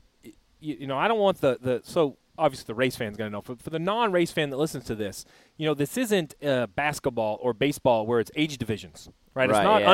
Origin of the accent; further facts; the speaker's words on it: Northeast, United States; I grew up in the Northeast